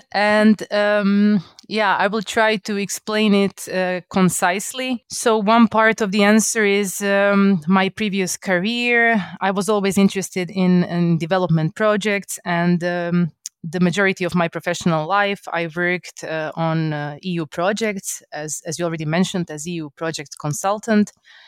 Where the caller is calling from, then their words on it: Zagreb, City of Zagreb, Croatia; English is a second language; I'm joining you from Zagreb, from Croatia.